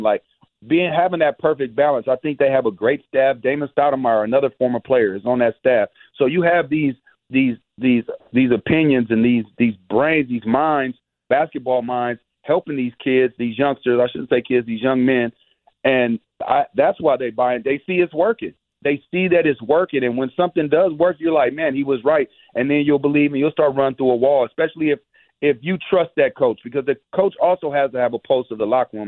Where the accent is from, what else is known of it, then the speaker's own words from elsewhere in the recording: Bay Area, California, United States; I'm from the Bay Area